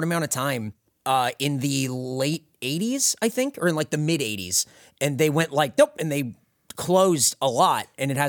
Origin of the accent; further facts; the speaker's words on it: San Diego, California, United States; moved away as an adult; Oh, America's finest city, San Diego, California. Oh, Jack in the Box headquarters, born and raised, baby.